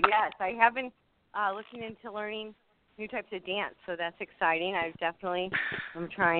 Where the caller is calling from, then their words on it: St. Louis, Missouri, United States; I'm from St. Louis, too.